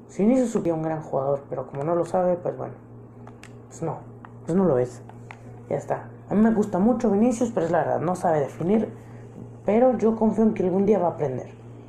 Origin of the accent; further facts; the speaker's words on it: Mexico; como mexicano